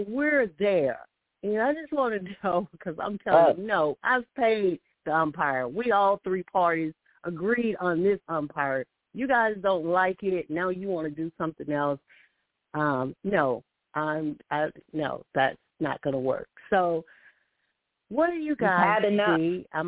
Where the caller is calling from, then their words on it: Alabama, United States; calling from Alabama.